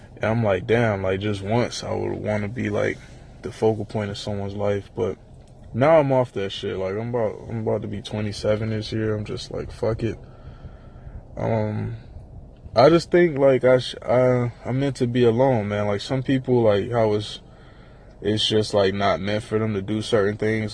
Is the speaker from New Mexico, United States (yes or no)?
no; Miami, Florida, United States; I'm from Miami